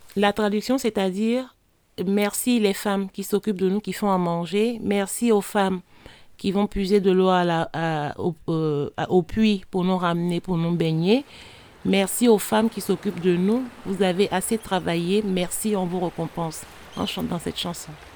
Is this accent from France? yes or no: no; Grand-Bassam, Côte d’Ivoire; moved away; Mes origines sont guinéennes, mais je suis née en Côte d'Ivoire, d'une mère ivoirienne et d'un père guinéen